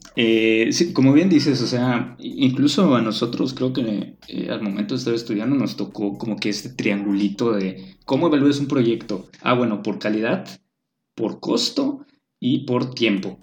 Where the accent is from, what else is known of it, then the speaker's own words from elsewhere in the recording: Mexico; also born or lived in Mérida; como somos los mexicanos